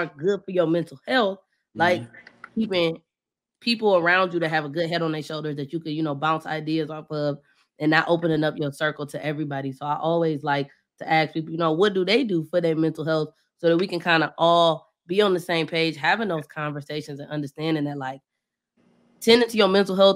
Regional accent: Bedford, Ohio, United States; moved away as an adult; also born or lived in Cleveland, Ohio / Washington, D.C.; now in Atlanta, United States; I'm from Bedford

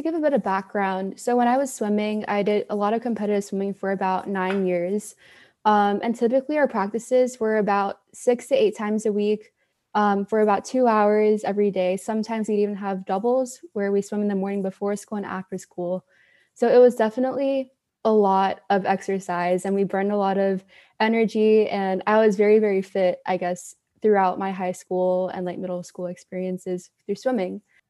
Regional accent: Houston, Texas, United States; also born or lived in Dallas / Malaysia; I'm from Houston, Texas, and I've lived abroad for most of my life. I moved around a lot, lived in Houston, Dallas, and Malaysia.

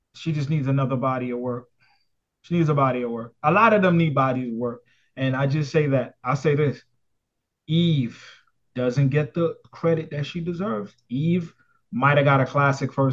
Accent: New York City, New York, United States; I'm from Brooklyn

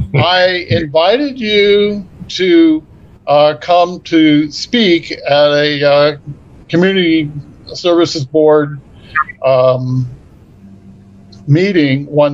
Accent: Culpeper, Virginia, United States; I'm from Culpepper.

